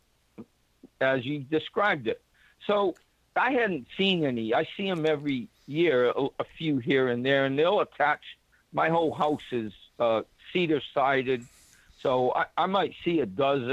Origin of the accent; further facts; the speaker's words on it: New Bedford, Massachusetts, United States; moved away; my first time I moved away from my hometown, all my buddies, and of course, this is New Bedford, I got all these fishermen buddies